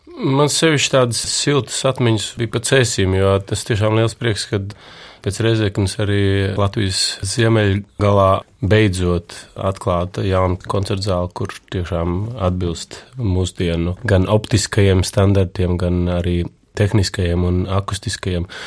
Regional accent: Latvia

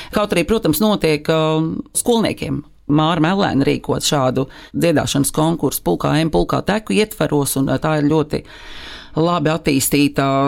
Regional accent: Liepāja, Kurzeme, Latvia; moved away; Esmu dzimusi Liepājā, esmu beigusi tur uh, mūzikas skolu

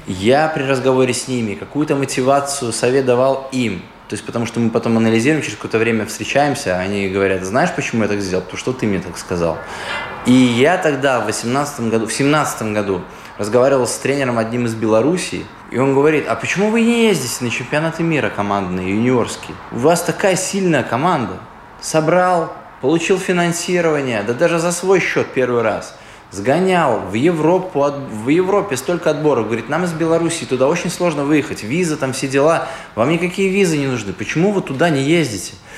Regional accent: Daugavpils, Latvia; Мы говорим, из Даугавпилса

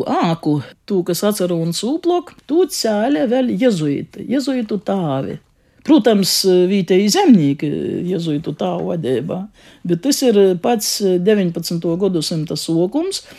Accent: Latgale, Latvia; accent: Latgalian; first language Latgalian; Mana latviešu valoda ir mana dzimto valoda, līdz skolai es citas latviešu valodas nezināju

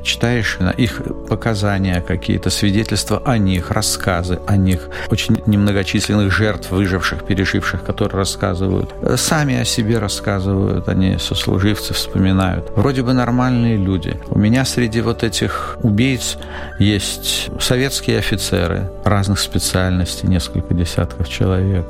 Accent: Latvia; moved away as an adult; now in Israel; я вот из Латвии

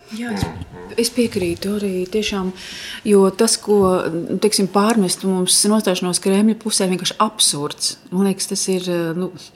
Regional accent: Latvia; mēs sakam no Latvijas

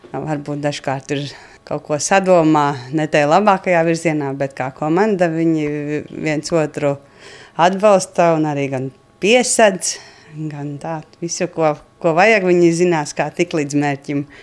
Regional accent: Prauliena, Madona Municipality, Latvia; Es esmu dzimusi praulienā, Un tajā laikā mēs dzīvojām vēl centrā dzīvoklī, un kad man bija kādi septiņi gadi, tad vecāki pārcēlās uz lauku mājām. Tās ir diezgan netālu no šīm, seši kilometri. Un tad tur arī mēs uzaugām.

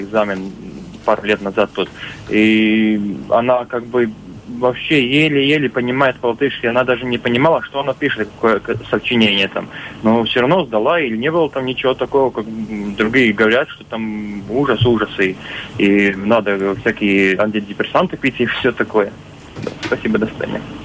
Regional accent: Latvia; я сам латыш

